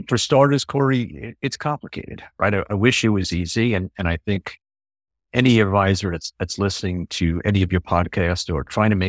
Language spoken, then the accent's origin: English; New York City, New York, United States; Well, I grew up in New York City. Both my parents are from Europe, so I'm the first generation here in the U.S.